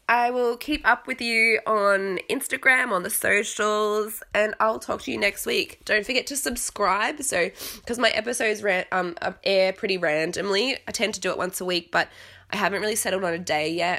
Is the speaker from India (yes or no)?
no; Australia; accent: mashed up accent; growing up in Australia to a British parent and a Canadian parent